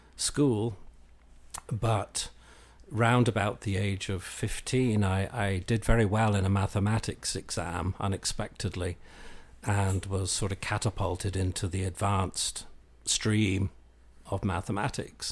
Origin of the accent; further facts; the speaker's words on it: Belfast, Northern Ireland, United Kingdom; moved away as an adult; also born or lived in London; now in Lubbock, United States; I grew up in, in the U K, um, sort of between London and Belfast. My, uh, mother was English, my father was Irish. And, um, we migrated back and forth quite a bit in my early childhood, uh, And then I went to, uh, secondary school and, and university in Belfast